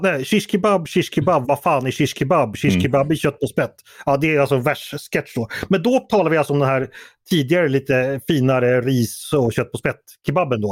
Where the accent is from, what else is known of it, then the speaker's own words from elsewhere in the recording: Stockholm, Stockholm County, Sweden; min uppfattning som stockholmare